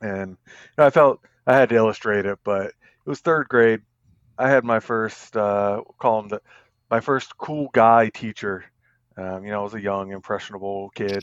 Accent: Northern Virginia, United States; also born or lived in Colorado Springs, Colorado / Staunton, Virginia; I'm born and raised in Virginia for the most part. Lived here all my life, except we, uh, took a brief detour to Colorado Springs for about six and a half years.

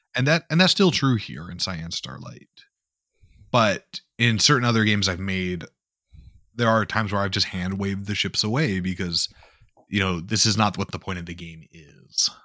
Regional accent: North Dakota, United States; I grew up in North Dakota

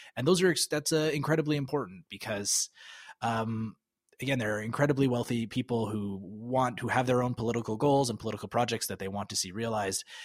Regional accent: Calgary, Alberta, Canada; moved away as an adult; I grew up in Calgary, but I, I've, I left Calgary in two thousand nine.

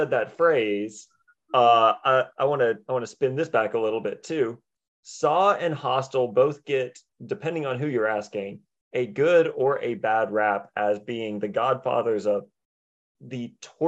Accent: United States; I have never left the States myself

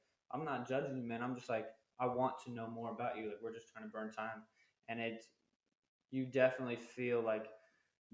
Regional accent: Arizona, United States; moved away as an adult; when I got back out of the military, I wanted to go back to Arizona where I live

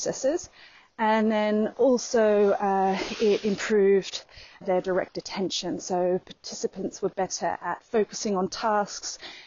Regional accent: Queensland, Australia; moved away; back in my hometown in Queensland, in Australia

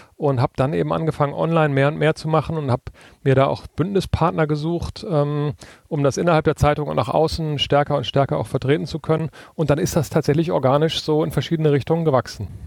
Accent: Northern Germany, Germany; now in Berlin, Germany; auf dem Dorf, wo ich groß geworden bin in Norddeutschland

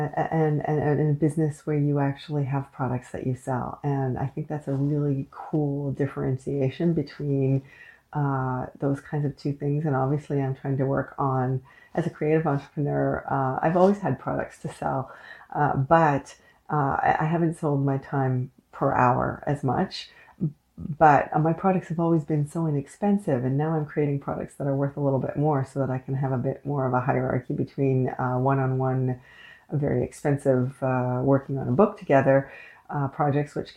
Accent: Canada; I am unapologetically Canadian

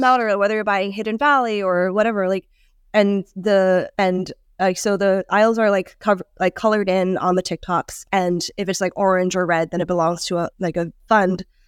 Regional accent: Hong Kong; moved away; I grew up in Hong Kong

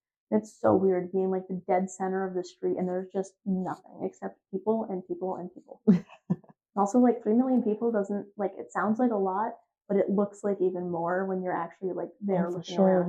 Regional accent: upstate New York, United States; I'm from upstate New York.

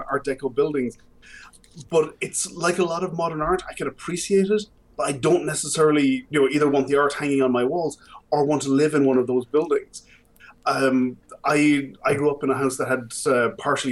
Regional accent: Galway, Connacht, Ireland; I grew up in Galway City.

